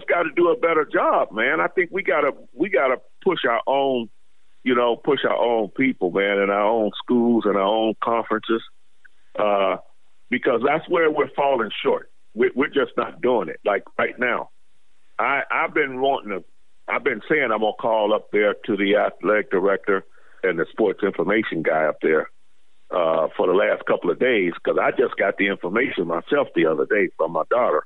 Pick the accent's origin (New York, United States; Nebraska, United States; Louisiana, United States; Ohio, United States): Ohio, United States; Hubbard; moved away; I'm from Youngstown, Ohio area, Hubbard, Ohio